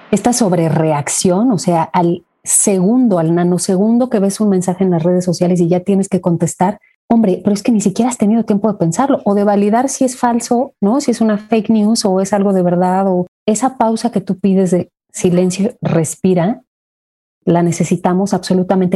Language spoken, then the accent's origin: Spanish; Mexico; soy mexicana